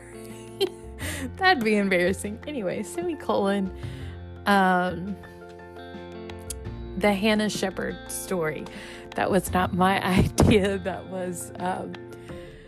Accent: Louisiana, United States; moved away; I was actually in my home state, Louisiana

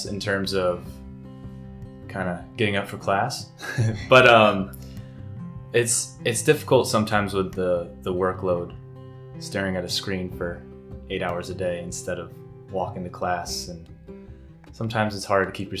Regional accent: Hickory Grove, Pennsylvania, United States; I'm from Hickory Grove, and I've lived in Susquehanna County all my life

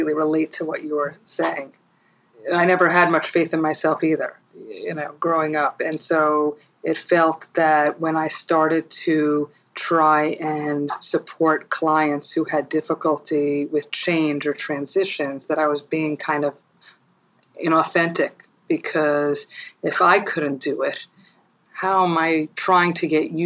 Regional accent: New York, United States; I'm probably a New Yorker through and through and for the rest of my life

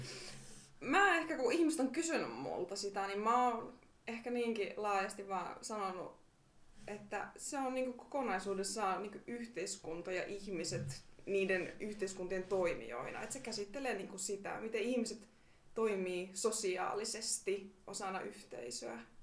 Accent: Oulu, North Ostrobothnia, Finland; moved away as an adult; now in Rovaniemi, Finland; mä oon itse Oulusta kotoisin, niin mä halusin sieltä muuttaa pois

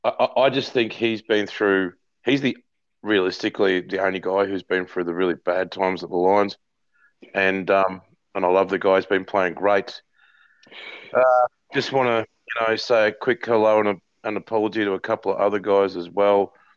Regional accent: Queensland, Australia; As a Queenslander growing up

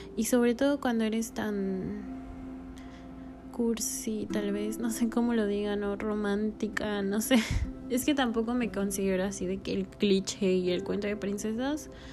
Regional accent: Puebla, Mexico; moved away as an adult; now in Mérida, Mexico; yo soy de Puebla

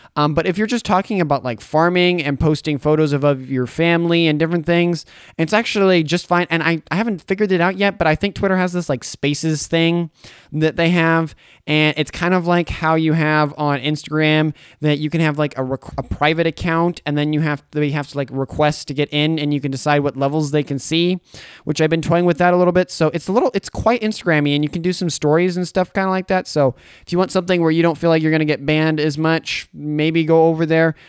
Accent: Boise, Idaho, United States; now in Caldwell, United States; I lived in Boise for fifteen years. I grew up there.

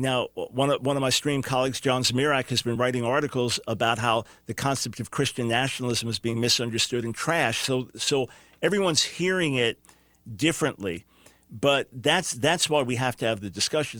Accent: New York, United States; now in North Carolina, United States; I'm a New Yorker

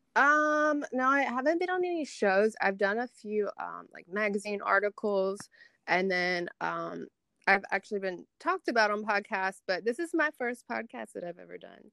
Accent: Tupelo, Mississippi, United States; I am from Tupelo, Mississippi

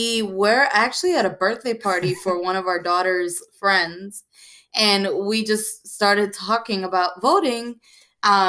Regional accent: New York, United States; now in North Carolina, United States; I'm originally from New York

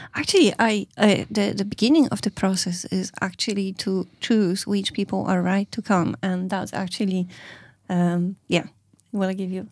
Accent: Poland; moved away as an adult; now in Ireland; I come from Poland. I live in Ireland over twenty-two years

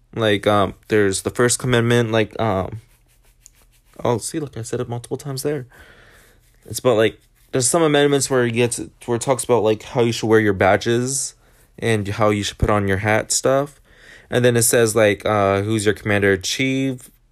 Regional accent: Washington, United States; now in California, United States; Washington, mostly because it's my home state

